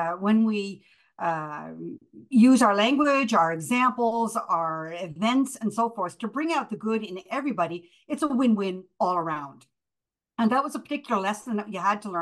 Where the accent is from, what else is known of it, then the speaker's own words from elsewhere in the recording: Prince Edward Island, Canada; moved away as an adult; also born or lived in Germany; I moved from Prince Edward Island as a girl to Germany when I finished high school and a couple of years of university